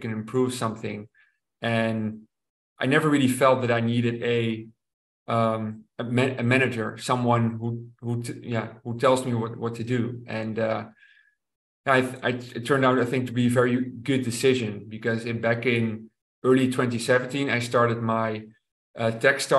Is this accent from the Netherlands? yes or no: yes; Rotterdam, South Holland, Netherlands; to Rotterdam, to my hometown